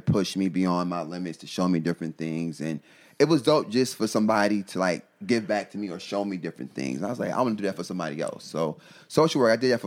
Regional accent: New York, United States; we're both from New York. He's from the city. I'm not from the city

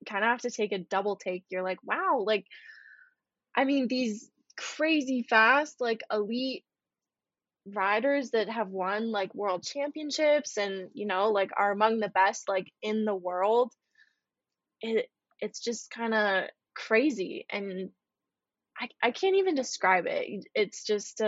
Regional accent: United States; as an American

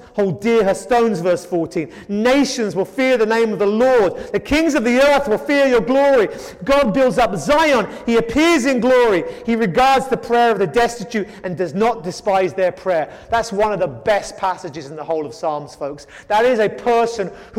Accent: England, United Kingdom; moved away; I come from England

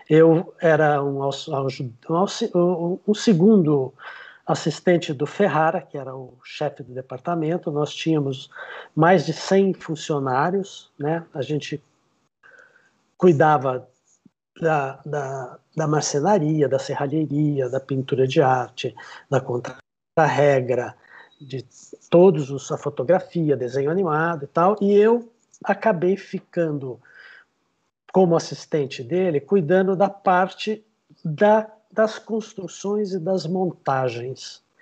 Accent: São José do Rio Preto, São Paulo, Brazil; Eu sou de São José do Rio Preto, comecei lá pelo teatro amador

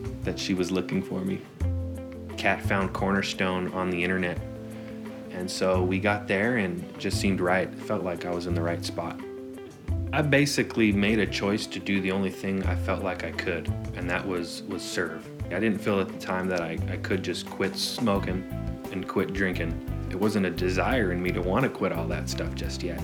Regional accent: Southern California, United States; also born or lived in San Francisco; I was born and raised in San Francisco until the age of 5, and then I moved to Southern California.

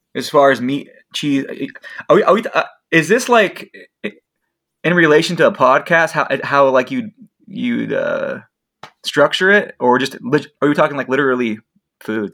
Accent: Spokane, Washington, United States; I'm from the Spokane Coeur d'Alene area

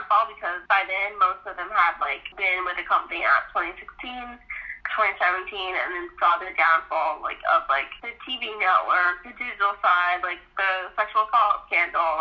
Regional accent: United States; I'm from Jersey, New York

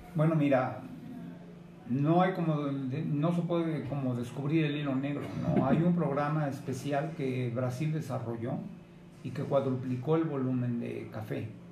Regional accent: Mexico

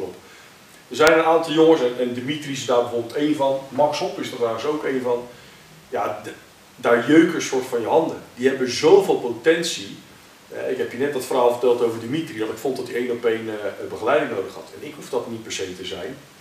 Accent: Netherlands; Eh, ik kom uit Nederland. Hier is mijn basis

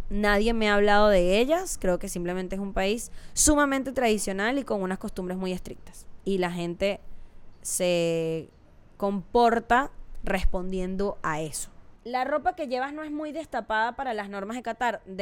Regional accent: Venezuela; no está tan alejado a las cosas que vivimos en México o en Venezuela, que es de donde soy yo.

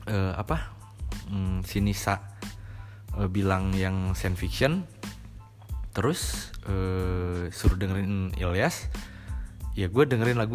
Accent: Cirebon, West Java, Indonesia; also born or lived in Bandung; Gue aslinya emang dari Cirebon. Cuma waktu hmm. dulu gue sempat kuliah di Bandung 4 tahun

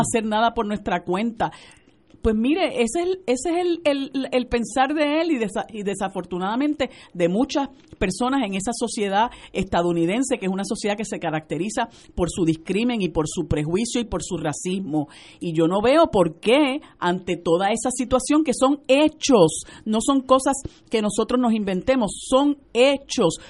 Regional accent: Puerto Rico; Somos puertorriqueños y puertorriqueñas

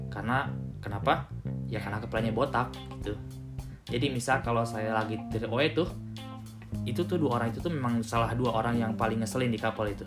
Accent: Cirebon, West Java, Indonesia; karena memang saya berasal dari daerah Cirebon gitu

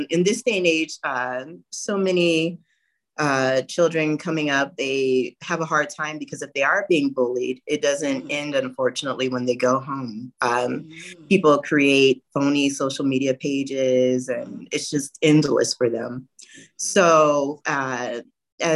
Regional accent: Southern California, United States; I'm from Southern California

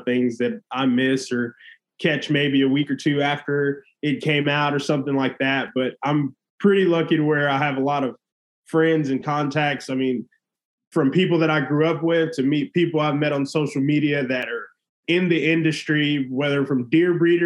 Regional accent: Goliad, Texas, United States; I grew up in South Texas in Goliad

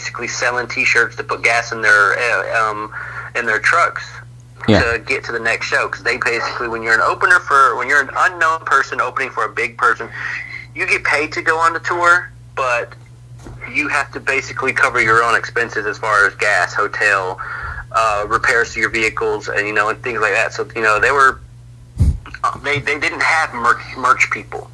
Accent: North Carolina, United States; I was from North Carolina.

